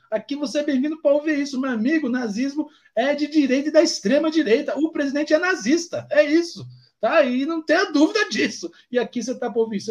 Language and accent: Portuguese; Guarulhos, São Paulo, Brazil; nós somos periférico de Guarulhos